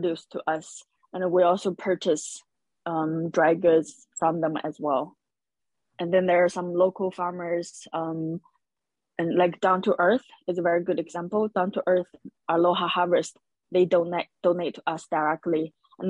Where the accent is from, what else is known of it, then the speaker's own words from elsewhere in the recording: China; now in Hawaii, United States; my background is I'm from China, and in China, in lots of families, food is a way to express love